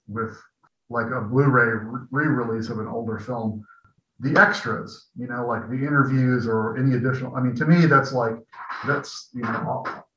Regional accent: Peoria, Illinois, United States; moved away as an adult; also born or lived in Chicago / San Francisco; my hometown, which I am back in my hometown now in Peoria

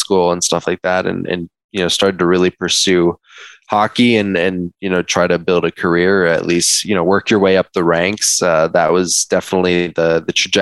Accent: Minneapolis, Minnesota, United States; moved away; I grew up in Minneapolis, specifically in Uptown.

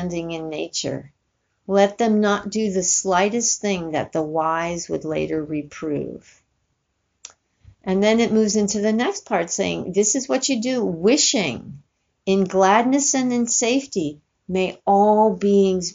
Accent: New York, United States; I grew up in New York

